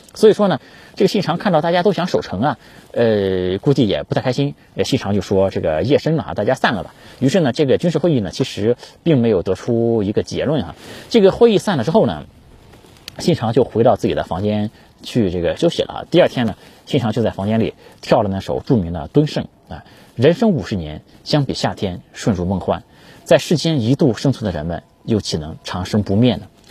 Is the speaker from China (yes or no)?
yes; China; 我们中国人